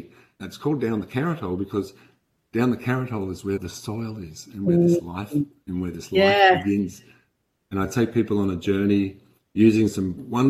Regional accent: Denmark; now in Australia; I came from Denmark, not Western Australia, Denmark, but Denmark over in Scandinavia.

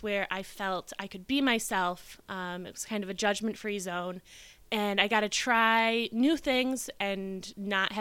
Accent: Grand Rapids, Michigan, United States; also born or lived in New York; now in Michigan, United States; I grew up in Grand Rapids and grew up going to summer camp

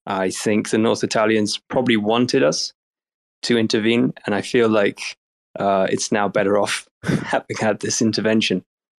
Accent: Djursholm, Stockholm County, Sweden; I was raised in a suburb of Stockholm called Djursholm.

